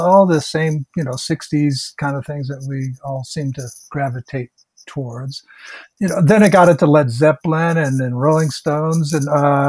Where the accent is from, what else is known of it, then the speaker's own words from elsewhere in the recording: Los Angeles, California, United States; also born or lived in Fairfield, California / Wyoming / Colorado / Puerto Rico; Well, I'm an Air Force brat. I was born in Fairfield, California, moved to, you know, Wyoming, Colorado, Puerto Rico, Nebraska, New Jersey, and then I finally moved to L.A. in 1970.